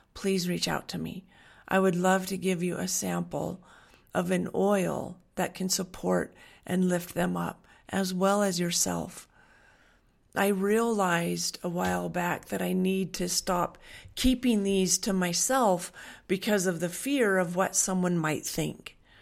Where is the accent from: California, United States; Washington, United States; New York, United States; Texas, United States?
Washington, United States; Western; moved away; I grew up in Washington on a dairy farm. I grew up in Western Washington